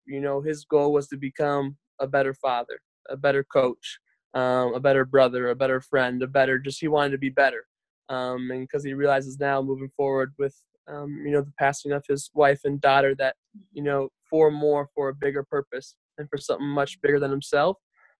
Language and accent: English; Maple Grove, Minnesota, United States; moved away as an adult; also born or lived in Wisconsin; I'm originally from Maple Grove, Minnesota, where I am at right now, currently quarantined with my parents